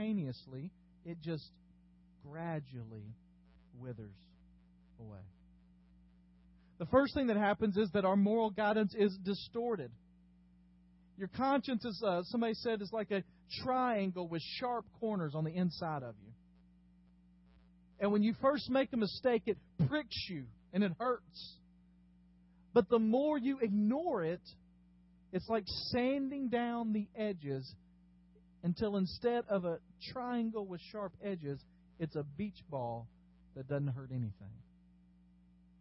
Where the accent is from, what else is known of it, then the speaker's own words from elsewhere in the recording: Dyersburg, Tennessee, United States; I grew up in West Tennessee, and I drove all the time from Dyersburg, the metropolis of Dyersburg